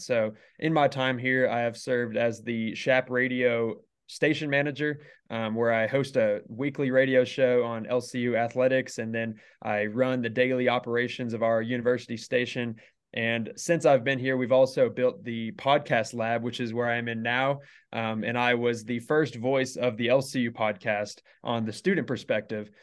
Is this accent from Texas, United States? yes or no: yes; Carrollton, Texas, United States; moved away as an adult; now in Lubbock, United States; originally, I am from the Dallas area, so just north, uh, Carrollton